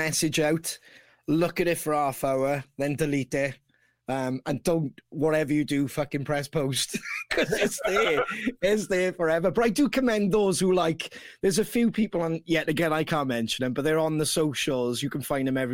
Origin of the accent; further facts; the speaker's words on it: Wales, United Kingdom; oh, Wales